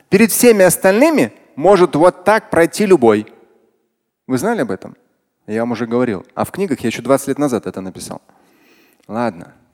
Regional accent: Russia; Меня среди них не было, нет, я татарин.

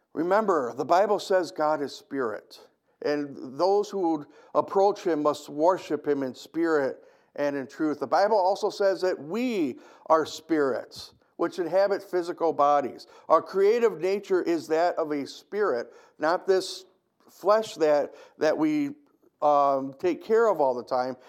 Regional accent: United States; I love being an American

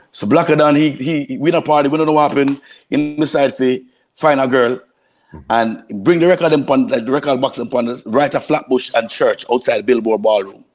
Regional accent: Kingston, Jamaica; moved away; also born or lived in New York / Florida; I'm, I'm from East Kingston

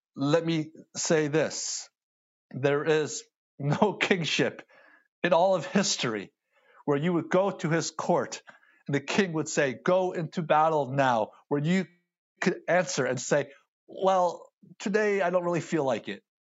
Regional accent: United States; I see an Asian male, born in the States, speaks English

